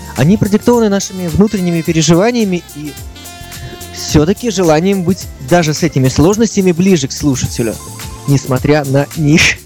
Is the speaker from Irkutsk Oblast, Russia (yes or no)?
no; Saint Petersburg, Russia; Я всю жизнь прожил в Петербурге, пока